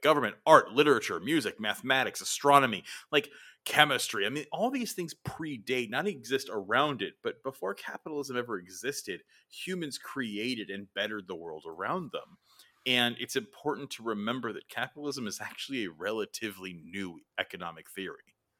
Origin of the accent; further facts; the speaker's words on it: United States; us as Americans